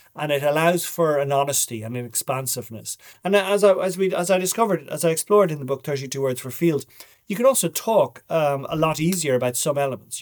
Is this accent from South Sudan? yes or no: no; Dublin, Leinster, Ireland; first language Irish; English is a second language; also born or lived in India / Africa / South America / West Kerry; I was brought up in Dublin, in Donnybrook, born in nineteen seventy